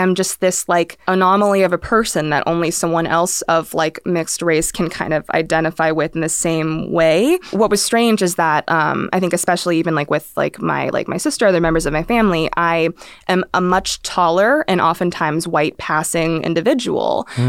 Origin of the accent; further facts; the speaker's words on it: Philippines; And I'm like, actually, no, like I'm Filipino.